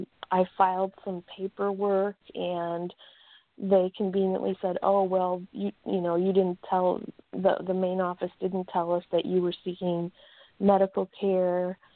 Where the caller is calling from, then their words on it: Chicago, Illinois, United States; Hi, this is … from Chicago.